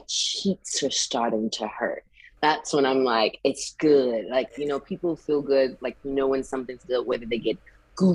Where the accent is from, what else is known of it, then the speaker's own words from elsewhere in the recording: South Carolina, United States; Growing up in South Carolina, you know, you go to church with your family and everything